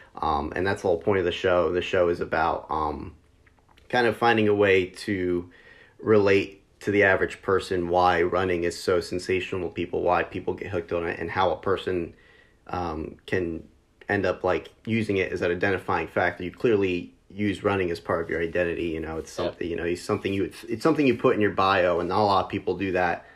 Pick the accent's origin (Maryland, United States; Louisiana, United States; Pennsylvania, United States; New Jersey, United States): New Jersey, United States; I lead a running community here in my hometown in South Jersey